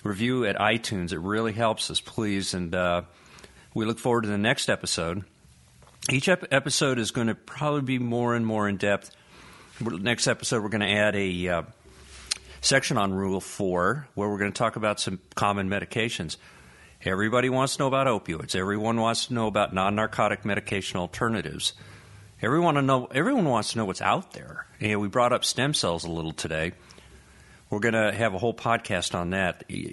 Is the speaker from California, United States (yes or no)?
no; Colorado, United States; now in North Carolina, United States; I'm originally from Colorado